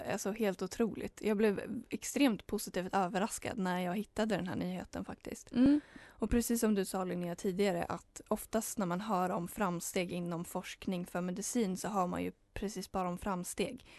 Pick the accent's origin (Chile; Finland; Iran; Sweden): Sweden; Heby, Uppsala County; där jag kommer ifrån, Heby